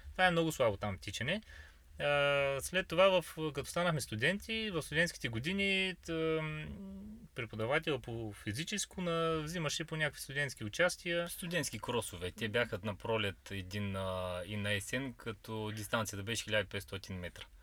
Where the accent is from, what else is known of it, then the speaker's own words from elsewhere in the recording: Bulgaria; От, от Хармони сме родом, на 34 вече години навършени